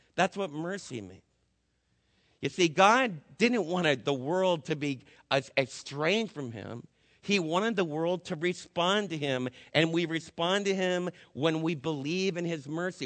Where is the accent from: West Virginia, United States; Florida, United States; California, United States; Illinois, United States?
Florida, United States; also born or lived in Scrun Lake; now in Texas, United States; As a little kid growing up in Florida, when I was in high school, I used to go down to Fort Lauderdale on my breaks